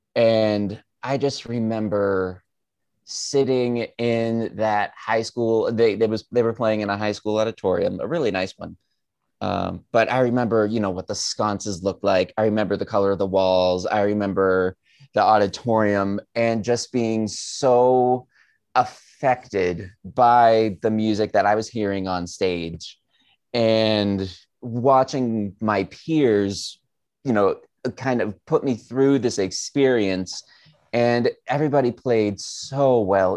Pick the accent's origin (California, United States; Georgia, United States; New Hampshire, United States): New Hampshire, United States; Southern; growing up in Southern New Hampshire